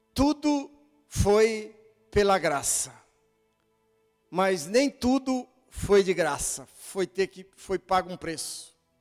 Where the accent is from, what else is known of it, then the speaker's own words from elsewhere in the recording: Brazil; sou brasileiro